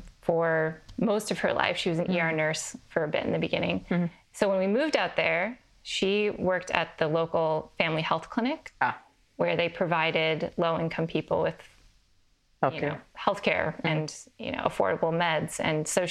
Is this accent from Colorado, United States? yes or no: no; Eastern Washington, United States; also born or lived in Santa Cruz, California; I grew up in Washington